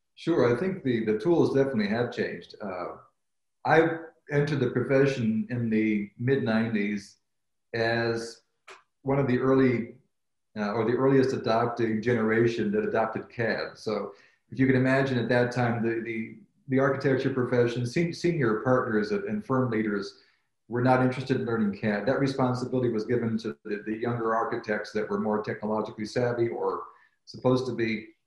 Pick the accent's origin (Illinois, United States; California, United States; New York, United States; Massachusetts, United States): Illinois, United States; Chicago; also born or lived in Cambridge, United Kingdom / New Haven, Connecticut; I was born and raised in the Chicago area of uh, United States